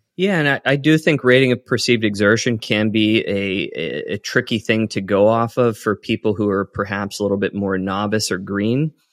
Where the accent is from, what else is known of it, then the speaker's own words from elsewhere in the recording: Western Pennsylvania, United States; I grew up in Western Pennsylvania